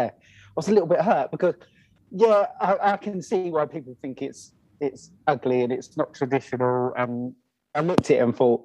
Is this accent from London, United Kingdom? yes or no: no; Kent, South East England, United Kingdom; I'm actually born and raised in Kent